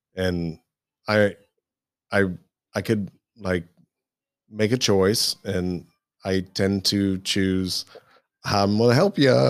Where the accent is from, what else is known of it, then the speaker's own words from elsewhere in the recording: Midwest, United States; I grew up in the Midwest